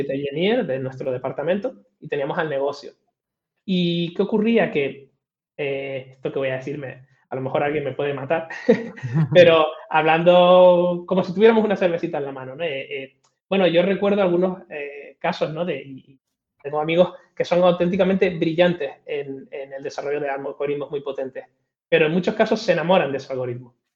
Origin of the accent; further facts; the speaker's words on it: Tenerife, Canary Islands, Spain; also born or lived in Madrid; Soy, soy canario de Tenerife, eh, aunque paso más tiempo casi en Madrid que en Canarias